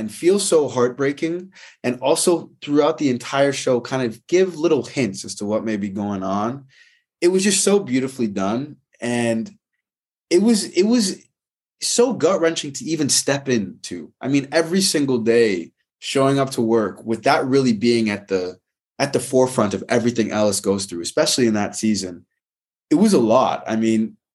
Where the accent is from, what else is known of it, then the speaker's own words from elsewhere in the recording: Toronto, Ontario, Canada; moved away as an adult; also born or lived in Winnipeg / New York; now in Los Angeles, United States; I'm a Winnipeg-born, Toronto-raised, New York and LA-based actor